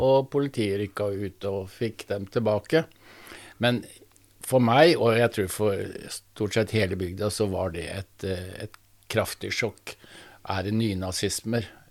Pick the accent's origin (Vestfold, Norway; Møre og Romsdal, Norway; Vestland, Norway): Vestfold, Norway; Sandefjord; Jeg vokste opp i et eh, arbeiderhjem i Sandefjord